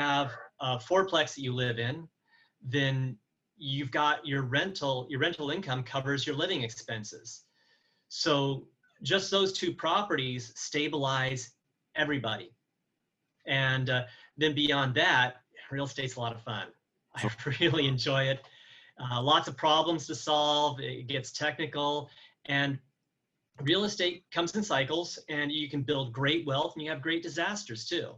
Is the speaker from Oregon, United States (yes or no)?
yes; Astoria, Oregon, United States; moved away; also born or lived in Evansville, Indiana / Alabama; I was actually born in Evansville, Indiana, moved to Oregon when I was 5, and that's where I grew up. I grew up in Astoria